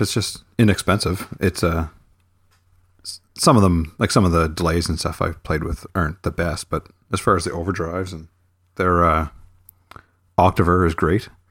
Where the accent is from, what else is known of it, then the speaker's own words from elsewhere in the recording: near Halifax, Nova Scotia, Canada; moved away as an adult; now in near Halifax, Canada; in my hometown